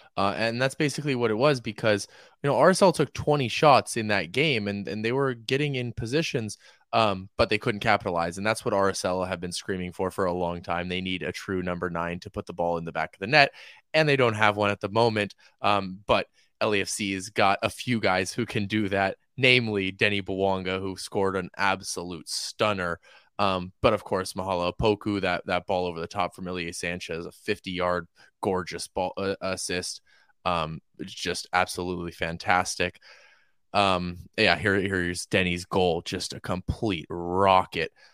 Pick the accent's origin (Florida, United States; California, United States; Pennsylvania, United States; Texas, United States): California, United States; Oakland; now in Los Angeles, United States; I'm from Oakland